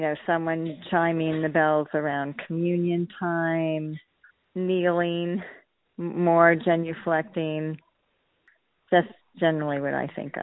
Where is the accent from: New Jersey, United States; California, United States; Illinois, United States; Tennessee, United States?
California, United States; Corona; moved away; So I grew up in Corona, California, which is southeast of L.A. in Riverside County, and it was a pretty small town, around 20,000 in my youth, and it's now like over 100,000 and very different.